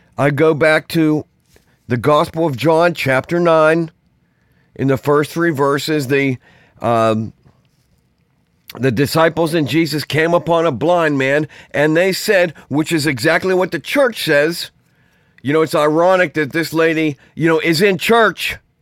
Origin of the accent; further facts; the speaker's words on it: Pittsburgh, Pennsylvania, United States; I grew up in Pittsburgh, in the city.